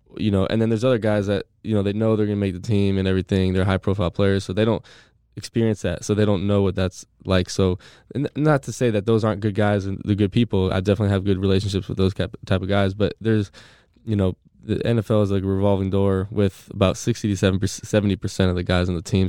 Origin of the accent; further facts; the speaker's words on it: San Diego, California, United States; moved away as an adult; also born or lived in Gainesville, Florida; now in Tampa, United States; I'm from San Diego